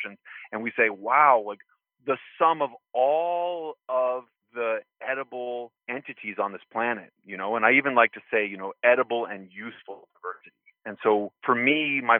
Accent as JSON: {"language": "English", "town": "Santa Fe", "region": "New Mexico", "country": "United States", "tie": "born or raised there", "said": "where I grew up in Santa Fe, New Mexico, we had permaculture property, a homestead"}